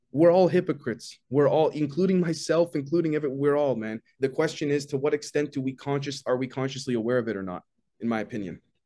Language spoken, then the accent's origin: English; Canada; also born or lived in Toronto; I'm, I'm Canadian, based out of Toronto